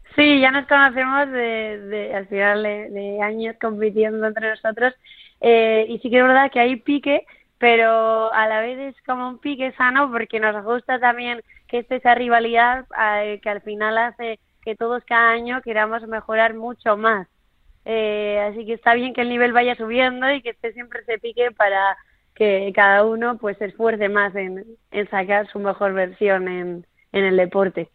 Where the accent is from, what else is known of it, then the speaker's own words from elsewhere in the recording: Sopelana, Basque Country, Spain; soy de Sopelana, de, de un pueblito ahí de la costa de País Vasco